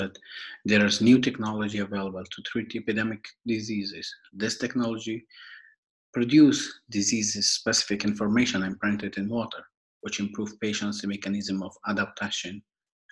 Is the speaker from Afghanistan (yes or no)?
yes; Afghanistan; now in Switzerland; I'm originally from Afghanistan and I'm living in Switzerland since 2012.